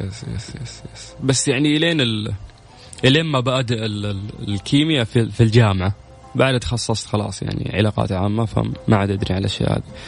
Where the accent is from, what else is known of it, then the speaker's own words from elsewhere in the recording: Saudi Arabia; عندنا في المملكة